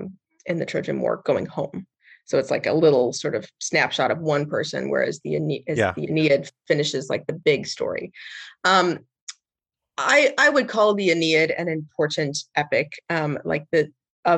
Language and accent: English; Iowa, United States; I'm from Iowa